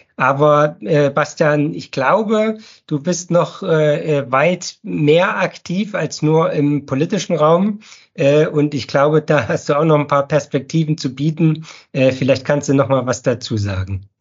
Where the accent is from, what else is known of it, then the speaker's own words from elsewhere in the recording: Pfiffelbach, Thuringia, Germany; now in Ettersburg, Germany; aufgewachsen bin ich in Pfiffelbach